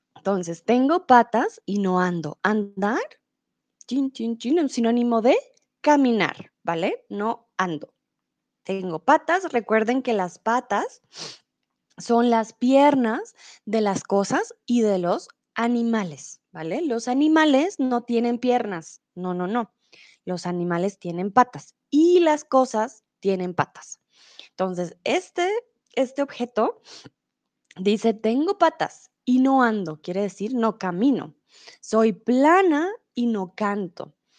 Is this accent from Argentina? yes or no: no; Colombia; now in Germany; Soy de Colombia, vivo comúnmente en Alemania, pero ahora estoy un tiempo en México.